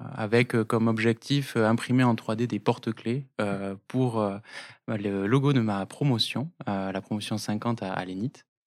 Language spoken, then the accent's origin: French; Toulouse, Occitania, France; also born or lived in Tarbes; je suis né à Toulouse